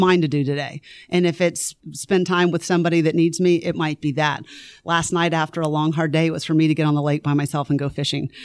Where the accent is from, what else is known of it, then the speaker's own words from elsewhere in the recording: Lakeland, Florida, United States; moved away as an adult; also born or lived in Greenville, South Carolina / Nashville, Tennessee; now in Forsyth County, Georgia, United States; I grew up in Lakeland, Florida